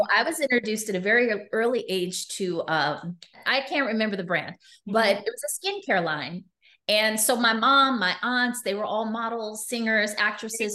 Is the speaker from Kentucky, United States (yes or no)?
no; New York City, New York, United States; also born or lived in Las Vegas, Nevada; I was raised in New York City